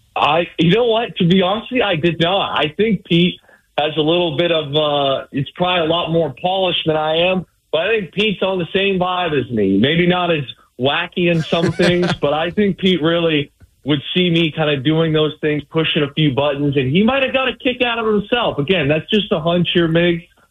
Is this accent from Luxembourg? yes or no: no; Windsor, Ontario, Canada; moved away; I'm from the Windsor area, which is, you know, I grew up 10 minutes from the border of Detroit